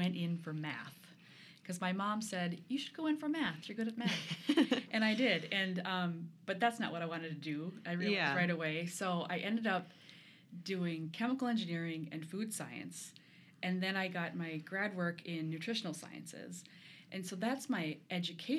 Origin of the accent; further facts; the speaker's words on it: Duluth, Minnesota, United States; also born or lived in Chicago; now in Rochester, United States; I'm from Duluth.